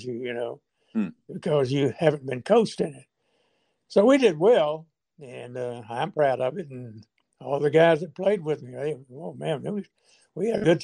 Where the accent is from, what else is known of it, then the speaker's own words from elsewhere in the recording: Arkansas, United States; I am from Arkansas